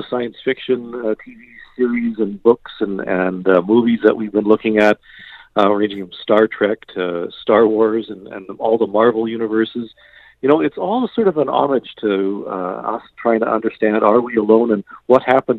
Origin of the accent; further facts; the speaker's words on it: Canada; but maybe that's just being Canadian.